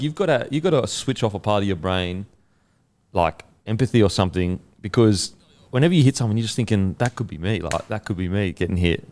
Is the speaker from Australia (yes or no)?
yes; Queensland, Australia; as a Queenslander